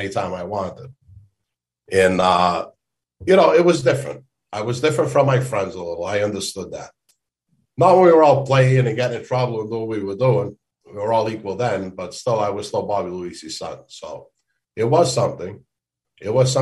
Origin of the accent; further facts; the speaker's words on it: Boston, Massachusetts, United States; moved away as an adult; also born or lived in North End, Boston / Phoenix, Arizona / Tennessee; growing up in East Boston with my friends, and we'd be out at 2, 3 in the morning playing in the streets